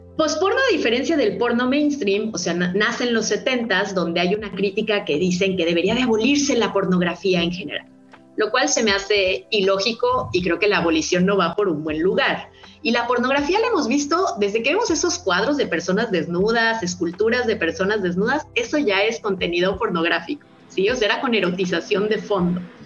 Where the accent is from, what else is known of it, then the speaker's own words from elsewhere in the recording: Guadalajara, Jalisco, Mexico; Guadalajara, Jalisco, que es de donde yo soy, acá en México